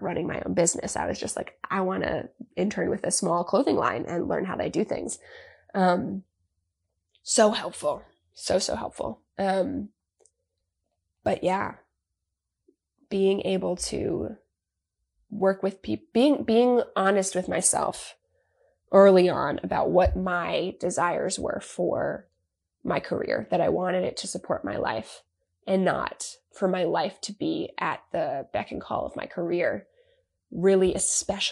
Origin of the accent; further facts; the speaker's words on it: Long Island, New York, United States; can you tell I'm from Long Island? I say Florida instead of Florida